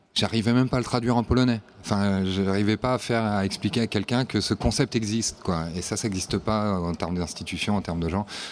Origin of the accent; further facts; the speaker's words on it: Nantes, Pays de la Loire, France; moved away as an adult; now in Warsaw, Poland; moi je suis originaire de Nantes, mais ça fait 8 ans maintenant que j'habite à Varsovie.